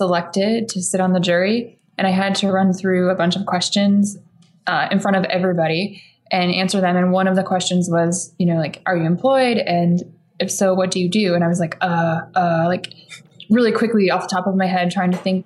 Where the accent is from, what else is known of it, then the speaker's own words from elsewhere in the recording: Michigan, United States; now in New York, United States; we're from Michigan